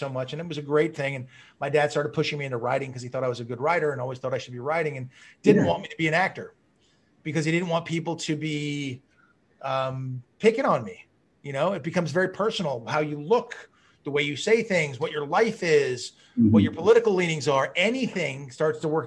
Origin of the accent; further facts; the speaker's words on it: Malibu, California, United States; growing up in Malibu, you know, it was it's a very small community